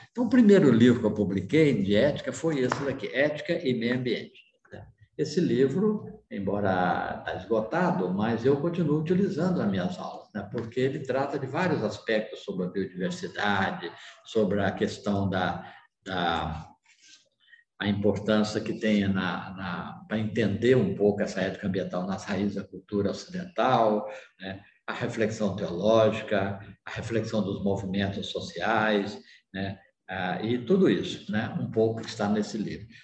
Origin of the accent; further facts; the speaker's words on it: Pirenópolis, Goiás, Brazil; sobre a minha região, o lugar onde eu nasci, que é a cidade de Pirenópolis, é a segunda cidade mais velha do estado de Goiás